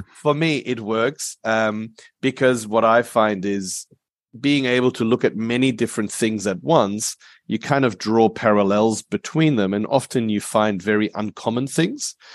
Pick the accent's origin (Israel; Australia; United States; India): Australia; Perth, Western Australia; also born or lived in Germany / Asia; we came from Germany to, to Australia when I was eight, so I grew up here